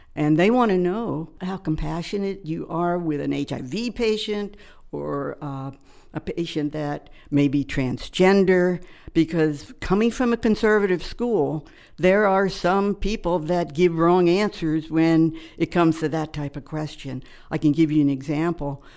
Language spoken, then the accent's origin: English; Maryland, United States; moved away; I grew up in Maryland on a farm